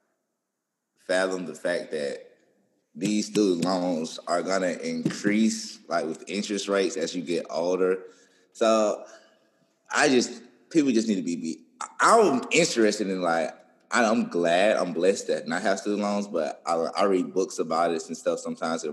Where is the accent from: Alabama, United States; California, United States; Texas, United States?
Alabama, United States; Birmingham; now in Tuscaloosa, United States; I'm from Birmingham, so when I came to Tuscaloosa